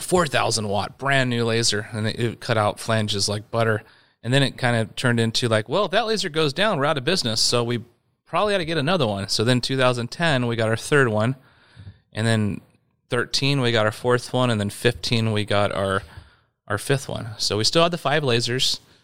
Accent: Yorba Linda, California, United States; also born or lived in Whittier, California / San Clemente, California; we actually lived inland in uh, Yorba Linda when I was uh, three years old until I was born in Whittier, California, and uh, lived in Yorba Linda from three to 15

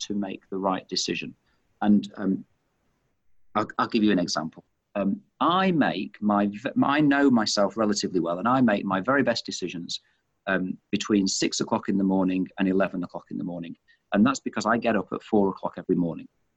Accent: Manchester, North West England, United Kingdom; moved away as an adult; now in Australia; you can tell from my accent, of course, and I've mentioned I'm from Manchester

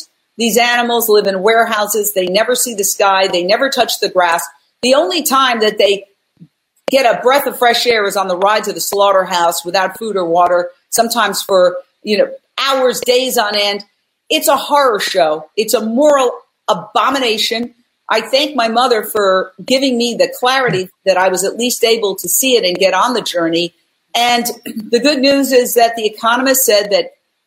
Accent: New York City, New York, United States; moved away as an adult; also born or lived in Fort Myers, Florida / Minneapolis, Minnesota / Philadelphia, Pennsylvania; now in Los Angeles, United States; I was born and raised in Midtown Manhattan, directly across the street from Carnegie Hall

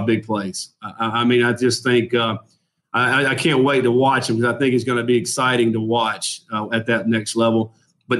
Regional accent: Durham, North Carolina, United States; also born or lived in Orange County, North Carolina; grew up in Durham, North Carolina

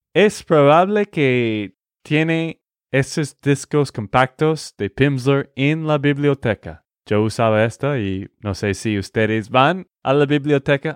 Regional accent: Texas, United States; de Texas, Estados Unidos

